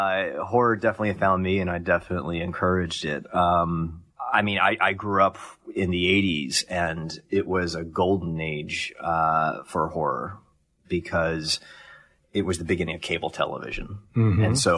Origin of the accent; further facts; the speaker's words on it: Columbus, Ohio, United States; Columbus, Ohio.